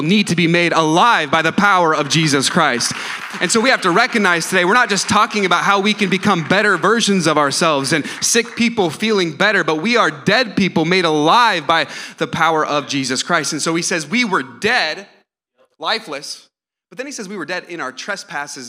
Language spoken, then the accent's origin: English; Lancaster, California, United States; I was born in Lancaster, California